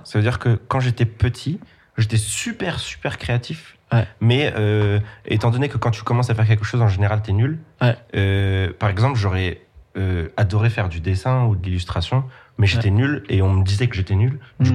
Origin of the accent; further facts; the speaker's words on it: Nancy, Grand Est, France; now in Paris, France; Je viens de Nancy